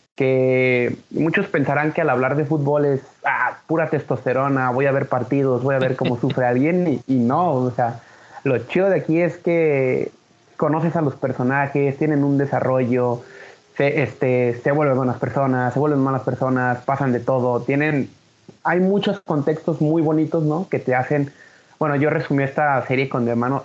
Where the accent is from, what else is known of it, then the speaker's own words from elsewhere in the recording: Guadalajara, Jalisco, Mexico; la ciudad de donde yo soy